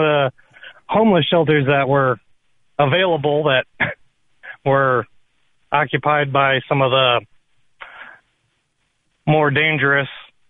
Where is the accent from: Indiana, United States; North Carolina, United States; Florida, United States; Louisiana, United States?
Indiana, United States; South Bend; Oh, well, I'm a gay conservative Democrat. I grew up in South Bend, Indiana.